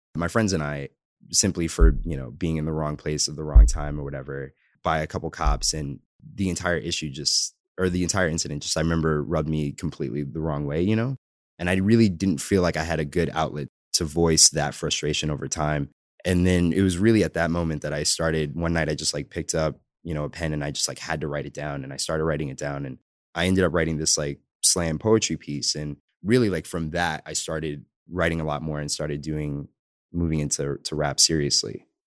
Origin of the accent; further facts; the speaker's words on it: New York City, New York, United States; moved away; I'm originally from the Bronx in New York. Pretty much, uh, born and raised there